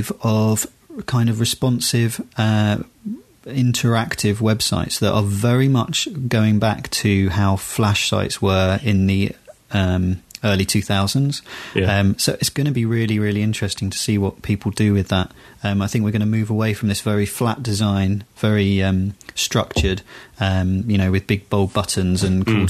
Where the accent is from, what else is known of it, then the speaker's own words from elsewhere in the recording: United Kingdom; I'm British